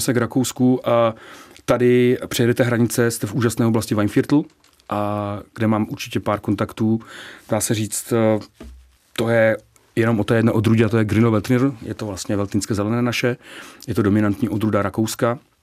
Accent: Nový Jičín, Moravian-Silesian Region, Czechia; moved away as an adult; now in Prague, Czechia; já pocházím z Nového Čína, z Severní Moravy a někdy před 20 lety jsem se sem přestěhoval

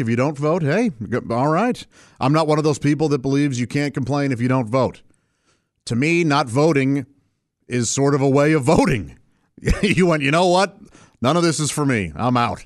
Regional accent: St. Louis, Missouri, United States; moved away; When I grew up in Saint Louis

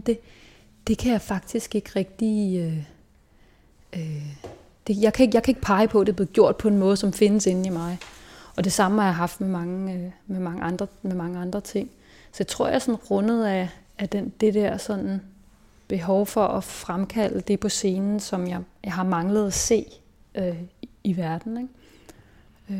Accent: Hillerød, Capital Region of Denmark, Denmark; also born or lived in Berlin; jeg er vokset op i Hillerød, som ligger nord for, nord for København

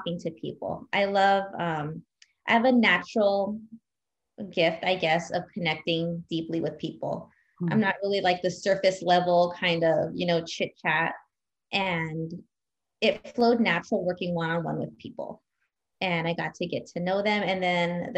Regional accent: Whittier, California, United States; moved away as an adult; also born or lived in upstate New York; I grew up in Whittier, California

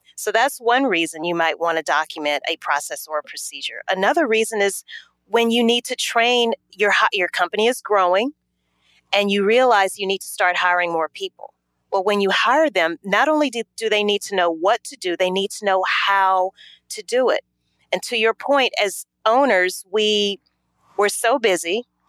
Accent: Louisiana, United States; moved away as an adult; also born or lived in New Orleans, Louisiana; now in Atlanta, United States; I am originally from Louisiana.

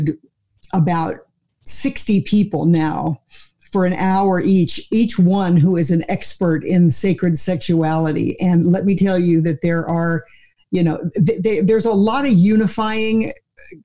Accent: Missouri, United States; I grew up in the Bible Belt, you know, in Missouri

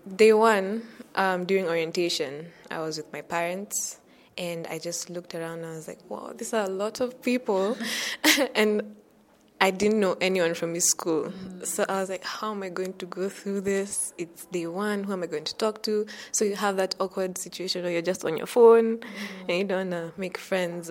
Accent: Nairobi, Kenya; I'm from Nairobi, Kenya.

